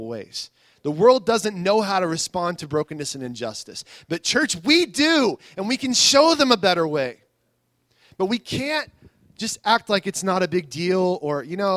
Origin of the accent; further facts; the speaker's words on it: United States; I love my country too, and I'm glad to be an American